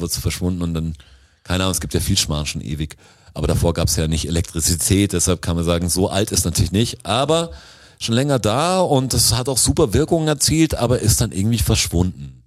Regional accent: Swabia, Baden-Württemberg, Germany; alle haben leicht Schwäbisch gesprochen, natürlich, wo ich herkomme

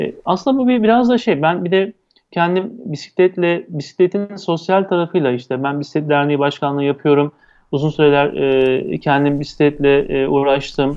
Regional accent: İzmir, Turkey; Ben 1970 İzmir doğumluyum.

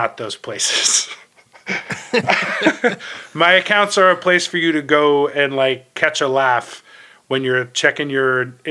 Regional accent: Ohio, United States; now in New York, United States; I'm from Ohio originally, and my parents are still there

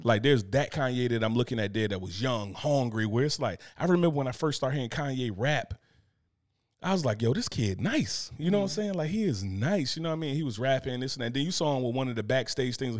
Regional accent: Newark, New Jersey, United States; I'm from Newark

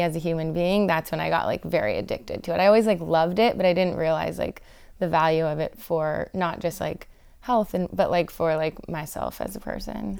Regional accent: Los Angeles, California, United States; I grew up in the South Bay

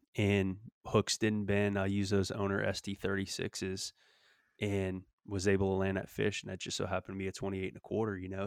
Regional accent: Louisiana, United States; now in Texas, United States; growing up in Louisiana

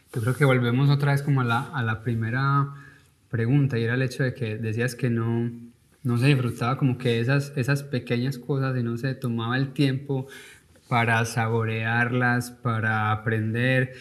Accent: Paisa region, Antioquia, Colombia; now in United States; como paisa o como colombiano

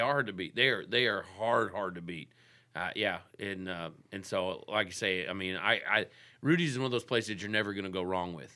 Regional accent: Texas, United States; moved away as an adult; now in Anna, Illinois, United States; I grew up in Texas.

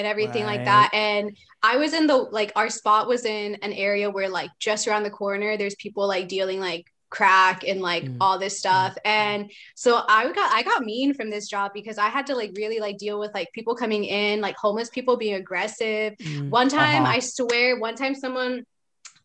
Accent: just outside of Portland, between Tualatin and Wilsonville, Oregon, United States; I grew up like just outside of Portland, like 20 minutes away from it

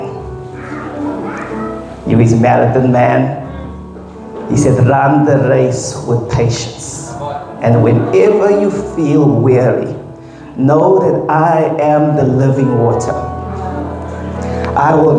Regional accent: Pietermaritzburg, KwaZulu-Natal, South Africa; I'm born proud from Sleepy Hollow.

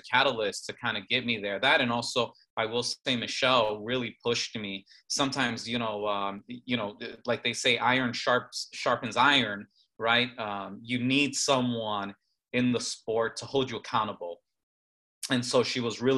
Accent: Chicago, Illinois, United States; I grew up in Chicago, very urban area where we didn't have much access to pools

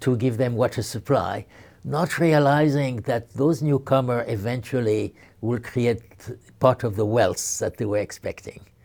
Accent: Marseille, Provence-Alpes-Côte d'Azur, France; my hometown, Marseille, was created by Greek traders

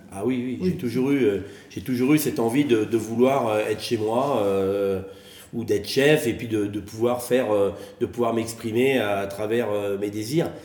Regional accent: Soisy-sous-Montmorency, Île-de-France, France; moved away as an adult; now in Megève, France; né euh, à Soisy-sous-Montmorency, dans le 95, à côté d'Anguin-les-Bains, avec des, parents poissonniers.

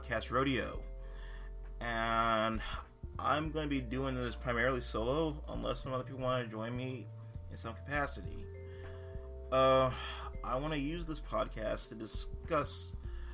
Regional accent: North Carolina, United States; now in Massachusetts, United States; I am a transplant from North Carolina. I've been living in Massachusetts for almost 2 decades now

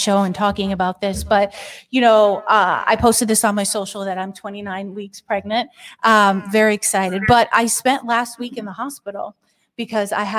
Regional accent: Springfield, Massachusetts, United States; I was born in Springfield, Massachusetts. We go back about 4 or 5 generations in Western Massachusetts. I'm from this country.

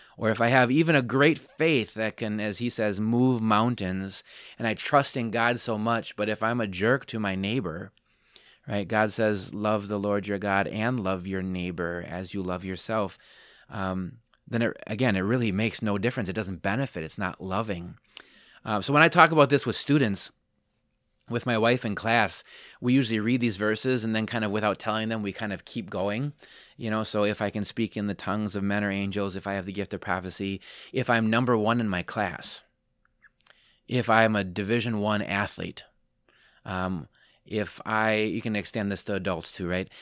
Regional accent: Wisconsin, United States; moved away as an adult; also born or lived in Palm Coast, Florida; grew up here.

